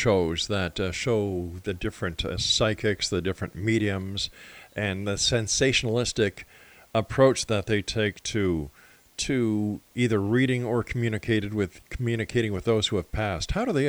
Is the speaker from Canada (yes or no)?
yes; Montreal, Quebec, Canada; moved away; I'm from Montreal originally.